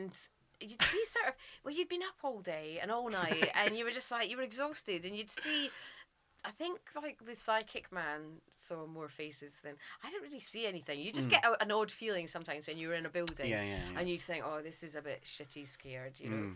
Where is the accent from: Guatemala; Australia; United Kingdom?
United Kingdom; Scotland